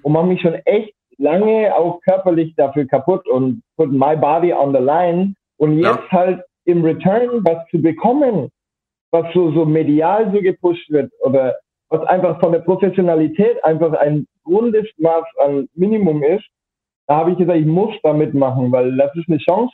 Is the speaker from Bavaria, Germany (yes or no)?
yes; Rothenburg ob der Tauber, Bavaria, Germany; ich komme aus Mittelfranken, Rotenburg ob der Tauber heißt